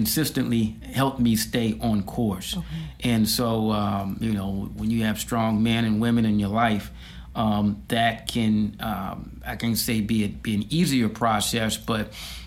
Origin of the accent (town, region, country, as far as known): Washington, District of Columbia, United States; born or raised there; also born or lived in Tallahassee, Florida